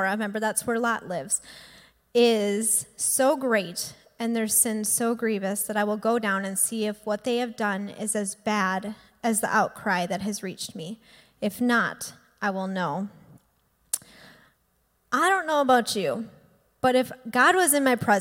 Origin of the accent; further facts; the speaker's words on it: Green Bay, Wisconsin, United States; also born or lived in Milwaukee, Wisconsin; I went to UWM and I grew up in Green Bay